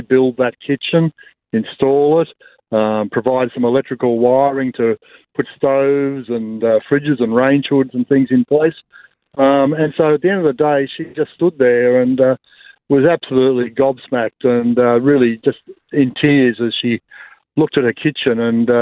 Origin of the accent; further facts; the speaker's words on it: Blue Mountains, New South Wales, Australia; I'm from the Blue Mountains